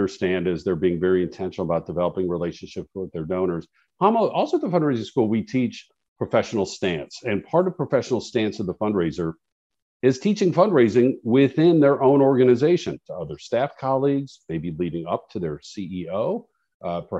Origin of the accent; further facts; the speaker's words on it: Chicago, Illinois, United States; I grew up in Chicago